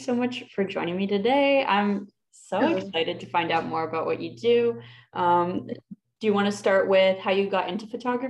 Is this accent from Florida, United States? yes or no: yes; Florida, United States; I'm from Florida.